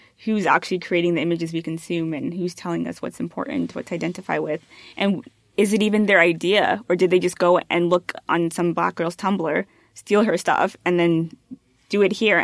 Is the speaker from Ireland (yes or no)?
no; Canada; growing up, I definitely never felt Canadian.